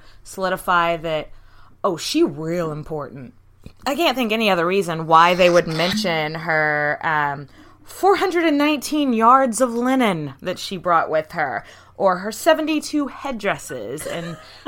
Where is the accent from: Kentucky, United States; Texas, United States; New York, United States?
Texas, United States; We're from Texas, in case you can't tell.